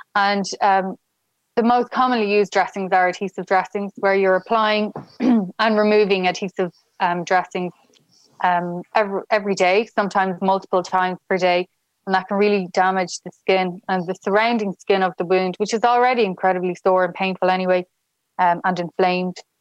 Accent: Dublin, Leinster, Ireland; moved away as an adult; now in Galway, Ireland; I'm from Dublin

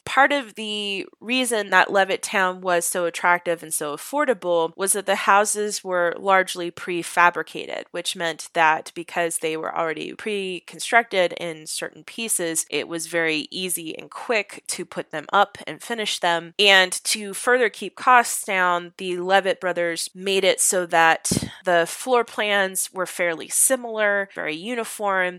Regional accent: Houston, Texas, United States; moved away; I am originally from Houston. I'm from the north of Houston

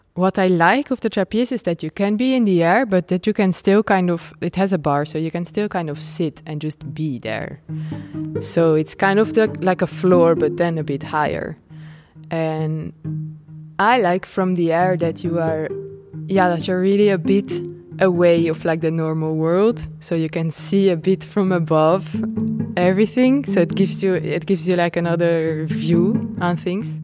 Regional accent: Nijmegen, Gelderland, Netherlands; moved away as an adult; also born or lived in Rotterdam / France; I'm from Holland, and I'm born in Nijmegen

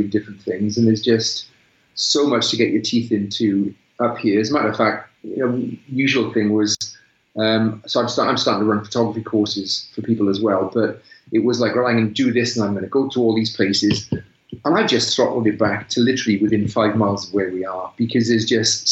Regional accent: South Wales, United Kingdom; moved away as an adult; also born or lived in Malvern; now in North Wales, United Kingdom; We're both from South Wales

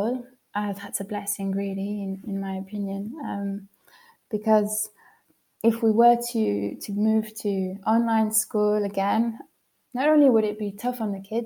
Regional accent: United Kingdom; moved away as an adult; now in Switzerland; I'm missing home so much, and not even necessarily my hometown, which I do miss lots and lots, but just those landscapes that you get in the UK

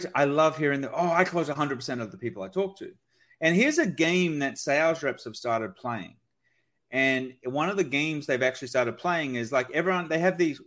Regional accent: Australia; I'm Australian

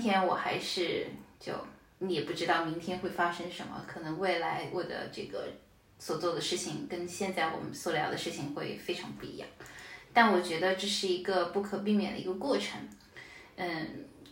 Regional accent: Shanghai, China; moved away as an adult; also born or lived in Finland / Austria; now in Denmark; 我是个上海人，我就想去一个跟上海不太一样的地方

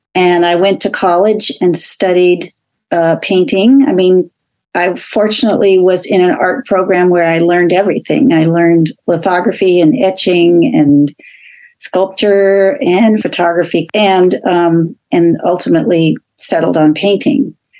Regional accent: Los Angeles, California, United States; moved away as an adult; also born or lived in New York; I grew up in Los Angeles.

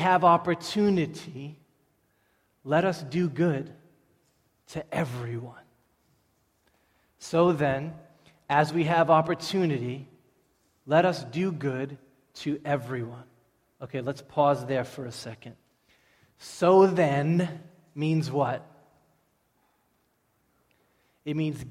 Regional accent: Everett, Massachusetts, United States; I grew up in Everett.

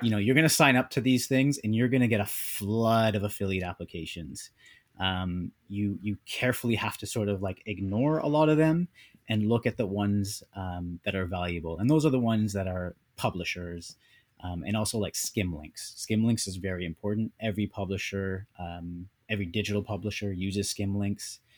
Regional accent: Canada; also born or lived in United States; now in Vancouver, Canada; born and raised in Canada, but we were in the U S for a bit

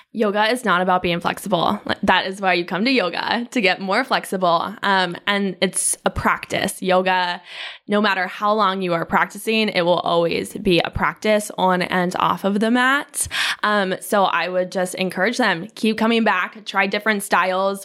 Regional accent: York, Pennsylvania, United States; moved away as an adult; now in Raleigh, United States; I'm from York, Pennsylvania, which is a very small town

